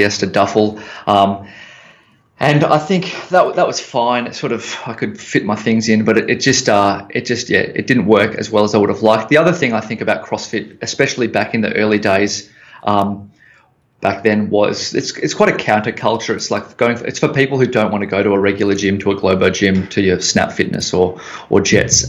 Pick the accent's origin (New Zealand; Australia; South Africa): Australia; Melbourne, Victoria; also born or lived in San Francisco; I'm back home in Melbourne